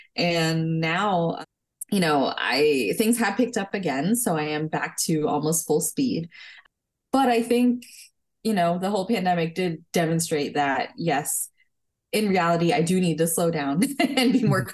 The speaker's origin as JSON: {"language": "English", "region": "New Jersey", "country": "United States", "tie": "born or raised there", "also_born_or_lived": "California", "said": "I was born in California, but I grew up in New Jersey"}